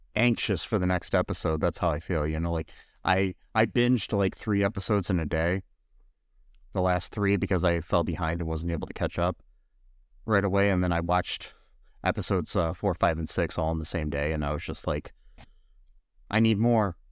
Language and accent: English; United States; we're American